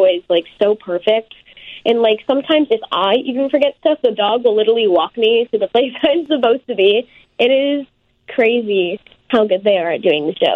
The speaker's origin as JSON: {"language": "English", "town": "Tampa", "region": "Florida", "country": "United States", "tie": "born or raised there", "said": "in Tampa, which is my hometown"}